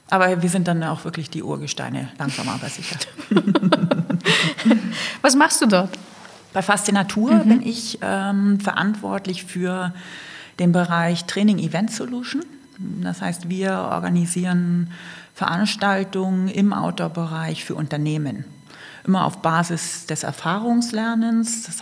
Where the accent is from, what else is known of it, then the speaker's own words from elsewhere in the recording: Kiel, Schleswig-Holstein, Germany; now in Allgäu, Germany; Und im Allgäu bin ich tatsächlich seit 1992. Aber ursprünglich, was man jetzt nicht ganz verbergen kann, komme ich aus Kiel.